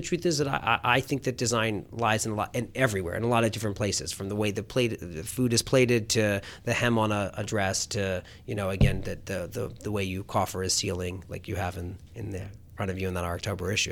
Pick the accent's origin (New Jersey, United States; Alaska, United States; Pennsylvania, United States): Pennsylvania, United States; Philadelphia; I grew up on, uh, on the main line of Philadelphia